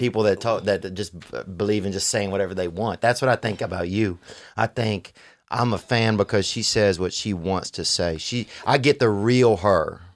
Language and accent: English; Louisiana, United States; I'm from Louisiana